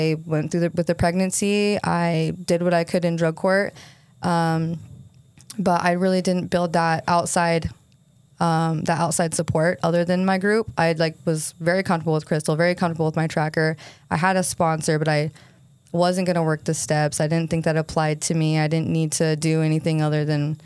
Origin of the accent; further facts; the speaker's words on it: St. George, Utah, United States; I grew up here in St. George